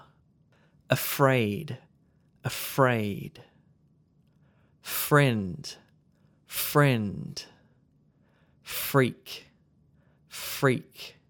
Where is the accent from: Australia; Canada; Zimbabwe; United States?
Australia; accent: Australian; Keep in mind that my accent is Australian, but it's very neutral. Sometimes people can't guess where I'm from